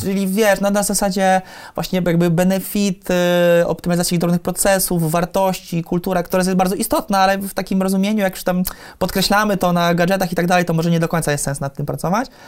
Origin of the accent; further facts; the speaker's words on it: Poland; jesteśmy z Polski